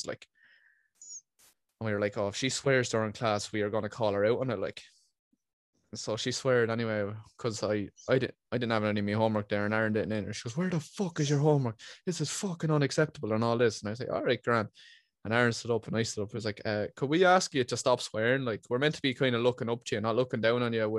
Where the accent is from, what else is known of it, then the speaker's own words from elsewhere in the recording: Ireland; being Irish means you use language like a flowing stream of conscientiousness